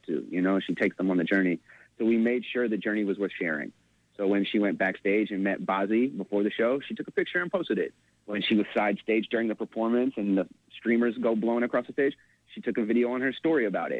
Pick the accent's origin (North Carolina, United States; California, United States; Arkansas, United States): Arkansas, United States; Hot Springs; moved away; I'm from Arkansas